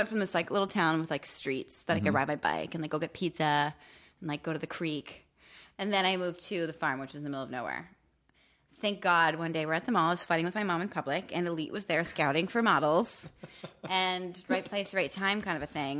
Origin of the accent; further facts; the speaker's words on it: Benton, Pennsylvania, United States; Until the age of 12, I lived in this little town called Benton.